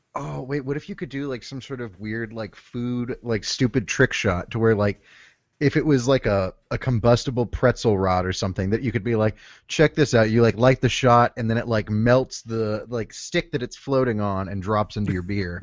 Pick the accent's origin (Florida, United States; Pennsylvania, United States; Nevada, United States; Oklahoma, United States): Oklahoma, United States; I'm from Oklahoma, I'm used to bombing